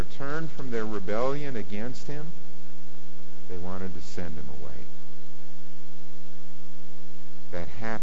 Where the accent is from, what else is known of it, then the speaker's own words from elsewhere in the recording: Warren, United States; I'm at the park in Warren in my hometown